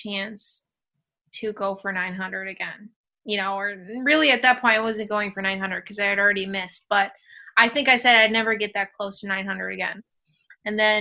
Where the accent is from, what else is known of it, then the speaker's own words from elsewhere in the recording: New York, United States; being a New Yorker